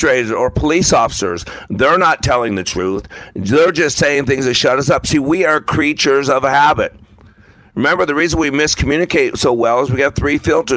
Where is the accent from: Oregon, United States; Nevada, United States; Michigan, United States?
Nevada, United States; Las Vegas; I grew up in Las Vegas